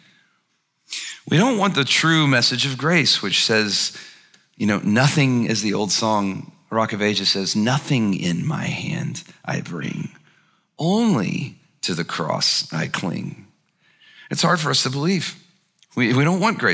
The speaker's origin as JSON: {"language": "English", "region": "Alabama", "country": "United States", "said": "I'm from Alabama"}